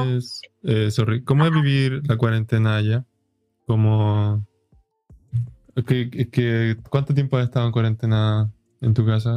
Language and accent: Spanish; Chile; aquí en Chile